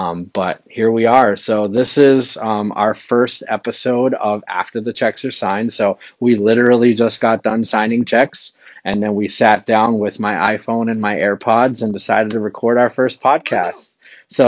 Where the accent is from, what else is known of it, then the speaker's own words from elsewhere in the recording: New England, United States; also born or lived in Florida / Wilton, New Hampshire; I'm a New England boy.